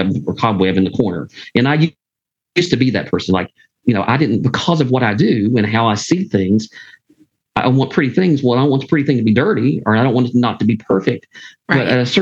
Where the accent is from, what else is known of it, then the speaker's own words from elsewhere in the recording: Pikeville, Kentucky, United States; moved away as an adult; also born or lived in Phyllis, Kentucky; now in Lexington, United States; I'm from Eastern Kentucky. I always say I'm from Pikeville